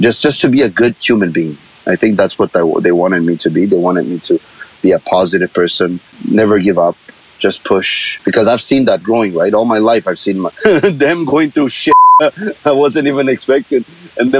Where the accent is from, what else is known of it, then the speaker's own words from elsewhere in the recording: Argentina; English is a second language; now in Canada; I was born in Argentina as a Korean Argentinian